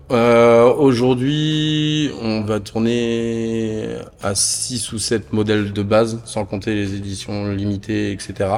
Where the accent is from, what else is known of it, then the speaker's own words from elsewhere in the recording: the North, France; moved away as an adult; now in Toulouse, France; je suis originaire du Nord moi de base